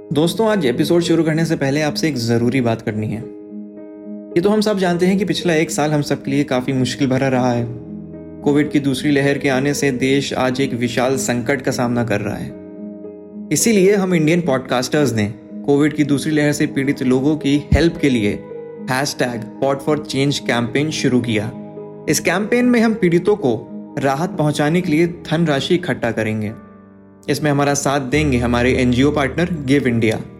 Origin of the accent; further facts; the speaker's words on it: Kanpur, Uttar Pradesh, India; हमारे शहर कानपुर